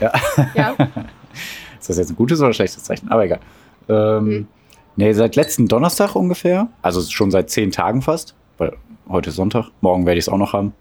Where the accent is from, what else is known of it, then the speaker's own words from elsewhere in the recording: Ruhr area, North Rhine-Westphalia, Germany; Aufgewachsen im Ruhrgebiet wurden wir zu dem, was wir heute sind